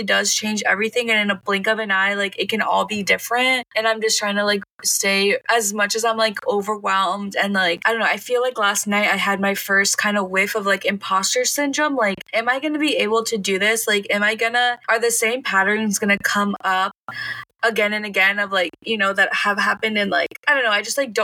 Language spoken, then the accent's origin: English; Miami, Florida, United States; growing up in Miami